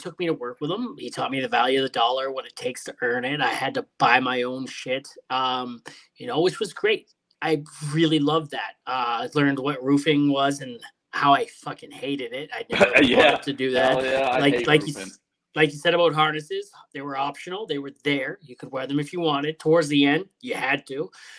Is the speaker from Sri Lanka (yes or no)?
no; Hamilton, Ontario, Canada; also born or lived in Sault Ste. Marie; Originally, I'm out west now, but, you know, I'm from Hamilton originally. So we moved up north for a bit to the Sault Ste. Marie.